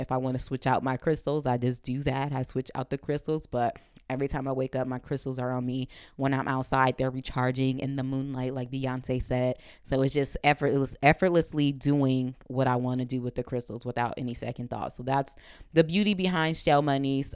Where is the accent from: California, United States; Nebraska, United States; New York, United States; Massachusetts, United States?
California, United States; Compton; I'm coming from Compton